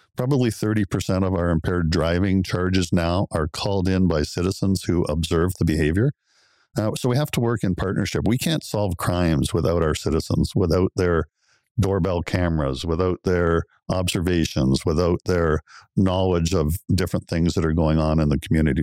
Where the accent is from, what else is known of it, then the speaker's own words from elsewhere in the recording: Oakville, Ontario, Canada; also born or lived in Guelph / Belleville / Kingston; I grew up in Oakville. It's my hometown.